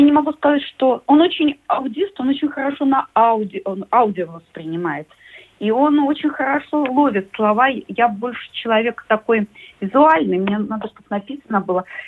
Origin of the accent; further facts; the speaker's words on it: Minsk, Belarus; moved away as an adult; now in Latvia; Я из Минска